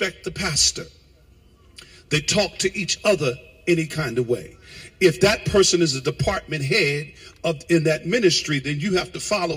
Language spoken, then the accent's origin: English; United States; also born or lived in New Jersey / Connecticut; when we were growing up in New York and Jersey and past Connecticut